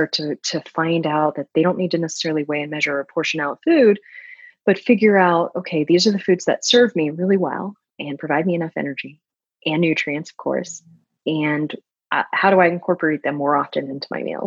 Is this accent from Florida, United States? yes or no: yes; Florida, United States; moved away; I'm from Florida originally